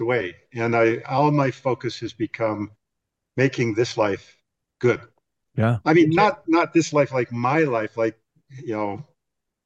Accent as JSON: {"language": "English", "region": "Wisconsin", "country": "United States", "tie": "born or raised there", "moved": "yes", "lives_now": "Utah, United States", "said": "I grew up in Wisconsin"}